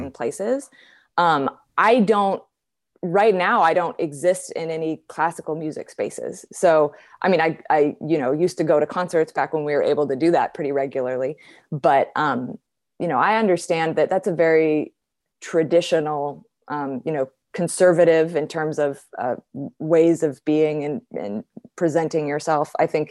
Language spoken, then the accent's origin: English; California, United States; I grew up in Southern California.